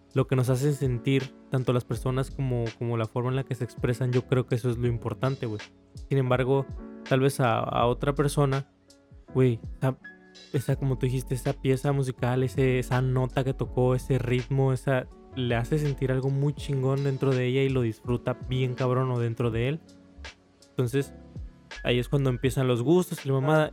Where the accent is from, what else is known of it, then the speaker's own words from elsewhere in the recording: Mexico; aquí en México